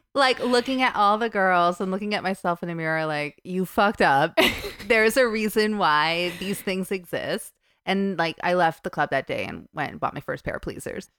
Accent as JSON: {"language": "English", "region": "New Jersey", "country": "United States", "tie": "born or raised there", "also_born_or_lived": "New York / Sydney, Australia / United Kingdom / France", "moved": "as an adult", "said": "I was born in New York and I pretty much grew up in New Jersey"}